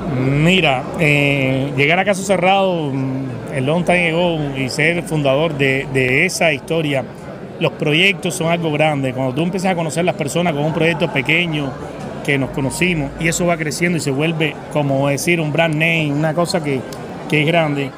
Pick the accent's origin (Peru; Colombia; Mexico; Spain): Colombia; Caribbean Region; now in United States; Cómo extraño mi tierra, cómo extraño el Caribe colombiano